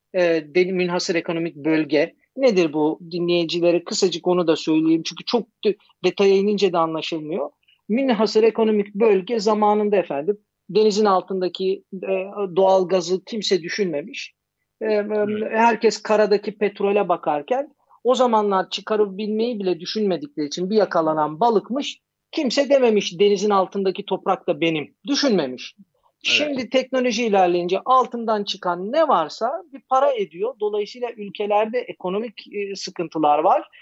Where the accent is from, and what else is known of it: Greece